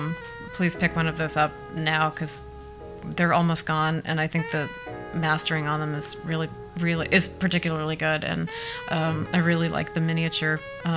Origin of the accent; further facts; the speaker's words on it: Wisconsin, United States; now in New York, United States; We're playing in New Brunswick on June 21st with our friends … from my hometown in Wisconsin.